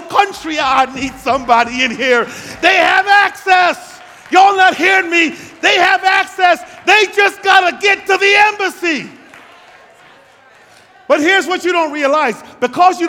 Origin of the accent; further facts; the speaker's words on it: U.S. Virgin Islands; also born or lived in Guyana / St. Lucia / St. Croix; now in United States; I was born in Guyana, South America, raised in the Virgin Islands, and came here.